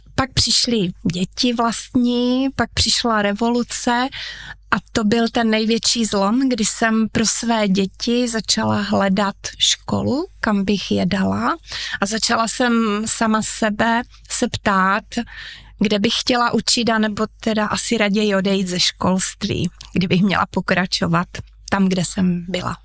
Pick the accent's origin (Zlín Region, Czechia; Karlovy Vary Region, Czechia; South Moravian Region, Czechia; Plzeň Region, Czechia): Zlín Region, Czechia; Uherské Hradiště; Narodila jsem se přímo v Uherském hradišti, studovala jsem tady